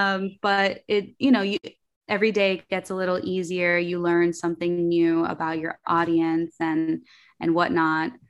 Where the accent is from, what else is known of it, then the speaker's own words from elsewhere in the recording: New York City, New York, United States; English is a second language; I was born in Queens, in New York, um, to a Colombian mother, Dominican father, and I grew up very artistic